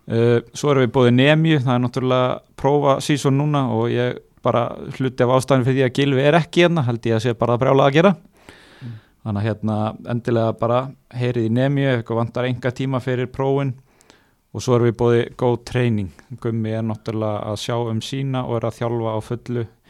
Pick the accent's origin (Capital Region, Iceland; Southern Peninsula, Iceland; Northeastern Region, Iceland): Northeastern Region, Iceland; Akureyri; heimabærin minn sem er ekki Húsavík, heldur Akureyri